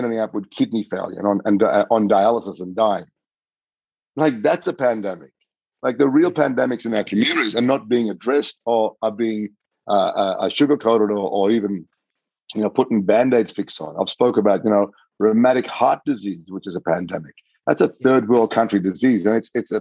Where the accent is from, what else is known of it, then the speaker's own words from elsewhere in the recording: Doomadgee, Queensland, Australia; my hometown of Dumaji